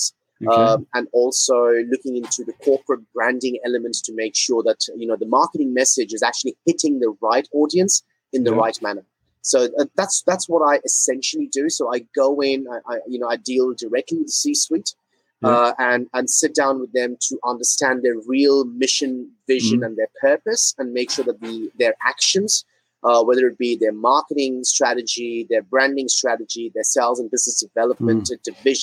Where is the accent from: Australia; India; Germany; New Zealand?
India; moved away as an adult; also born or lived in Singapore; I'm originally from India. I was born in India. Spent the first 17 years of my life in India.